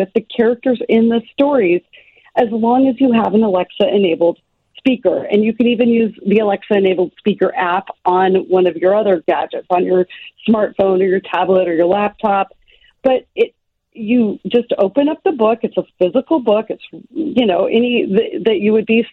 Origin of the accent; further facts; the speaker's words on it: Kenai, Alaska, United States; I grew up in Kenai, Alaska, and I was working by around the age of 7